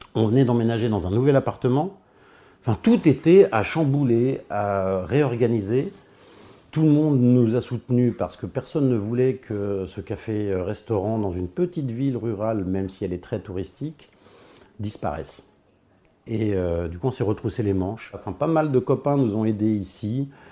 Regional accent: Hauts-de-Seine, Île-de-France, France; moved away as an adult; also born or lived in Versailles; now in Beaulieu-lès-Loches, France; Je suis né à Versailles, j'ai grandi euh, dans les Hauts-de-Seine

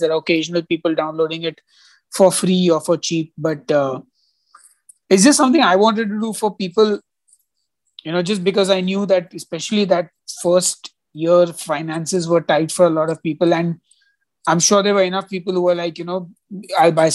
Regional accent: India; as an Indian citizen

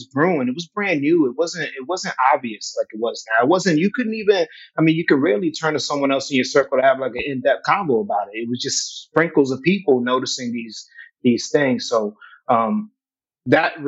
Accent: Worcester, Massachusetts, United States; I'm from Worcester

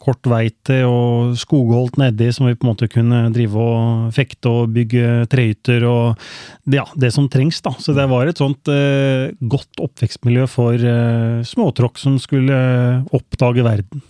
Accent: Skien, Vestfold og Telemark, Norway; Jeg har vokst opp på Kleiva, så jeg er eh, ekte Kleiva-gutt. Mm. Eh, born and raised i, i eh, Skien

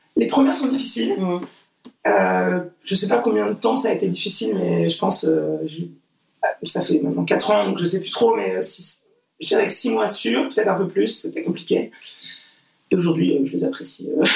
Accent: Portugal; moi je suis portugaise

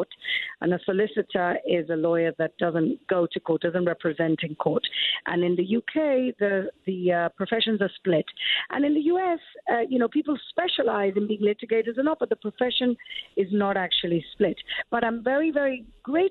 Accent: Gibraltar; now in Jerusalem, Israel; I grew up in Gibraltar in southern Spain

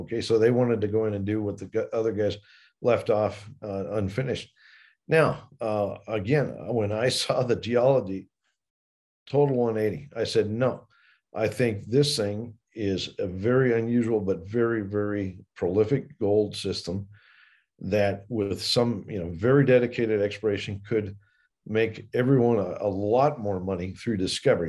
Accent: Colorado, United States; I grew up partly here in Colorado

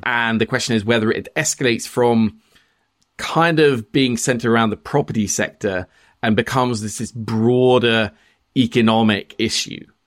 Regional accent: Norway; I'm Norwegian

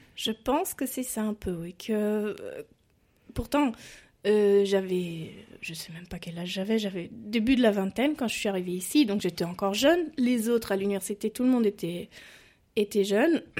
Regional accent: a small town near Stuttgart, Baden-Württemberg, Germany; French is a second language; moved away as an adult; also born or lived in France; je viens d'une petite ville à côté de Stuttgart

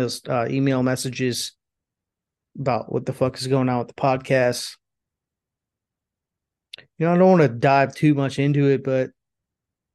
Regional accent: Florida, United States; moved away; also born or lived in California / Tennessee; I grew up in Florida

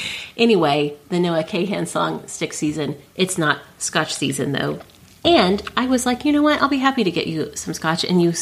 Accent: Oklahoma, United States; I'm a hick. I'm from Oklahoma.

